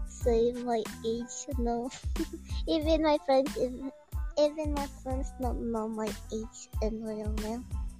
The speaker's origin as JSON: {"language": "English", "country": "Philippines", "second_language": "English", "said": "I'm from Philippines."}